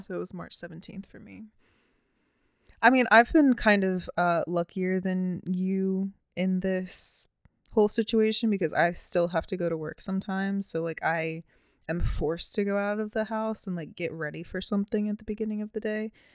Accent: Baltimore, Maryland, United States; I'm from Baltimore City

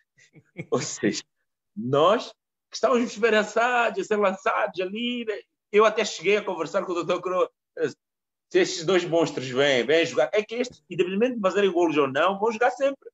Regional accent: Mozambique; moved away; also born or lived in Coimbra, Portugal; eu saí da minha casa em Moçambique, nós nem televisão tínhamos

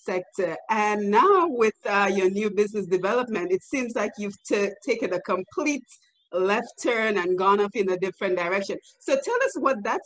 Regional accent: Dominica; as a young girl growing up in Dominica

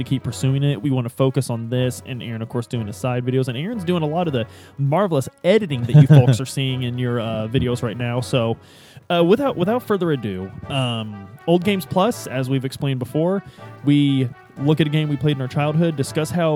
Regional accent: downriver from Louisville, Ohio River Valley, United States; where we grew up, we know you don't eat fish that you catch out of the Ohio River

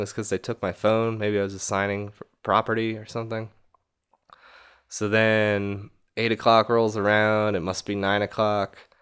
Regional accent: New York, United States; I'm from fucking New York, man

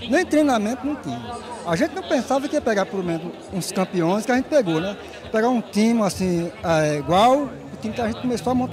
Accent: Missão Velha, Ceará, Brazil; Aí é isso aí, a gente veio aqui, sou do Ceará, de Missão Velha.

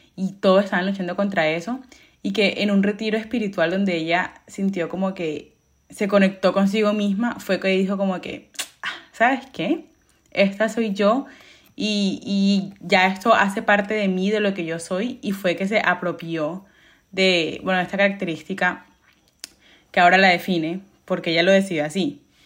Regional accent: Colombia; yo soy colombiana, y yo soy súper orgullosa de ser eso

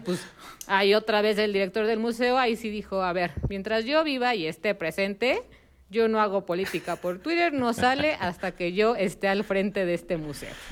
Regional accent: Mexico; como mexicanos

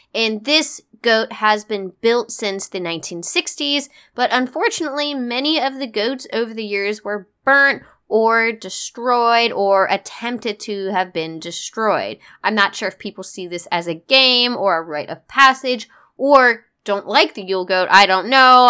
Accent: United States; as an American who has very limited experience with Northern European and Scandinavian traditions

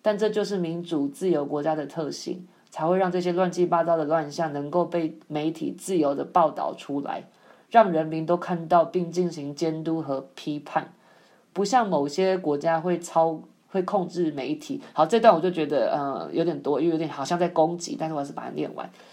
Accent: Taiwan; moved away; 台湾，我的祖国，好，不是，不是我的祖，我的故乡

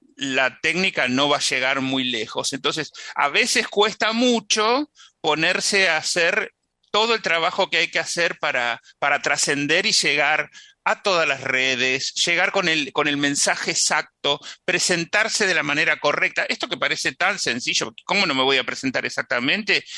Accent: San Antonio de Areco, Buenos Aires Province, Argentina; San Antonio de Areco, donde yo nací

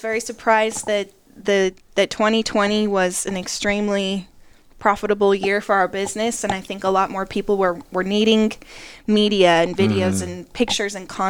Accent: Rocky Mountains, United States; now in Appalachian Mountains, United States; I named it Two Peak Studios because we're from the Rocky Mountains, right?

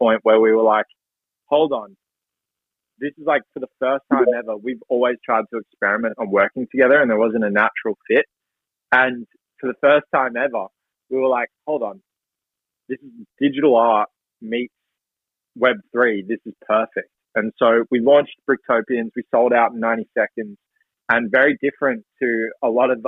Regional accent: Melbourne, Victoria, Australia; And so I grew up in Melbourne, Australia.

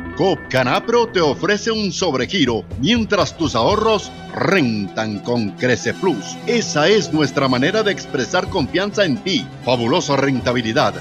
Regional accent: Colombia

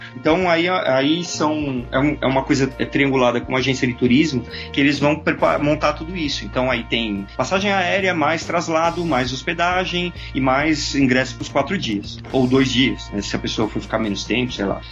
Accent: São Paulo, Brazil; Eu sou de São Paulo

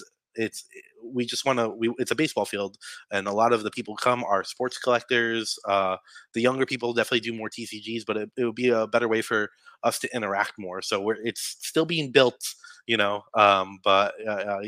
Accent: New York City, New York, United States; I'm from Staten Island

